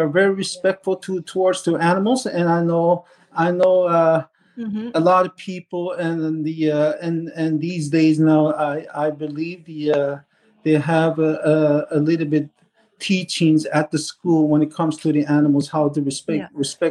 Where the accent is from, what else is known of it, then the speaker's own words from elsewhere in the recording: Sheshatshiu, Newfoundland and Labrador, Canada; I'm from Shishishi. Like I said, I was born and raised.